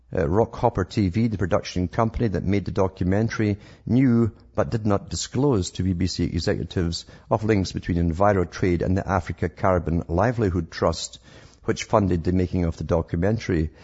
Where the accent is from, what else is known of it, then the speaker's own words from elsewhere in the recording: United Kingdom; I grew up in Britain